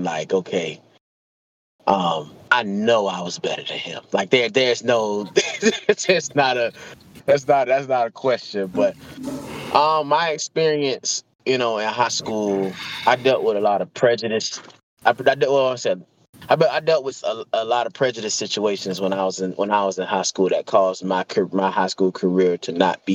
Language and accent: English; Gainesville, Florida, United States; I'm born and raised in Gainesville.